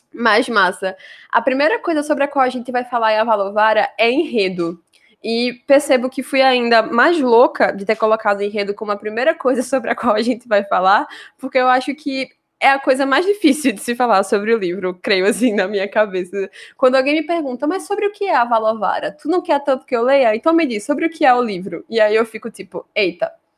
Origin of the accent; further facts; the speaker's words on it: near Vitória de Santo Antão, interior of Pernambuco, Brazil; uma cidade aqui do interior de Pernambuco, inclusive muito próxima da cidade de onde eu cresci